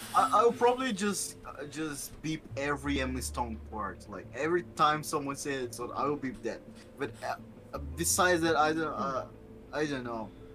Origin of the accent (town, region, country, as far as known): Brazil